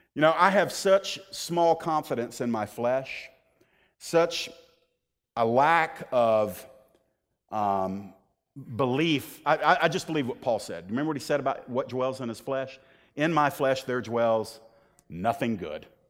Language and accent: English; the South, United States; I was born in the South